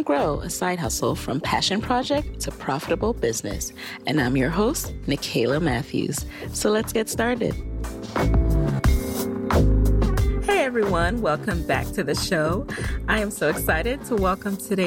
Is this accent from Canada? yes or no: no; Jamaica; I was born in Jamaica